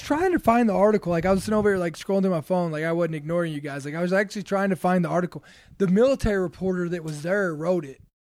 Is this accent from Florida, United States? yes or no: no; Kentucky, United States; I'm from, I'm from Kentucky